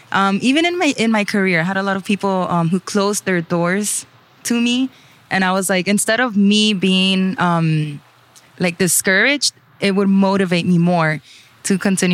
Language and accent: English; Miami, Florida, United States; So I was born in Miami, Florida, but the first time I went to Nicaragua was in 1989. And it was also the first time that my parents returned to Nicaragua because they emigrated. They came from Nicaragua to the U.S. in 1979